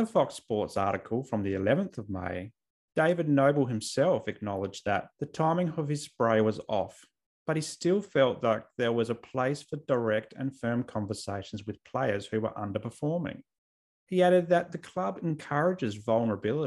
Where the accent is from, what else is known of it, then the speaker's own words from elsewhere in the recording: South Australia, Australia; I grew up in South Australia